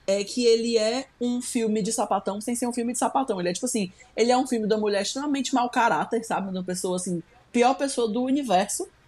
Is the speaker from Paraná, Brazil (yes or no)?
no; Nova Iguaçu, Rio de Janeiro, Brazil; Eu sou de Nova Iguaçu, sabe?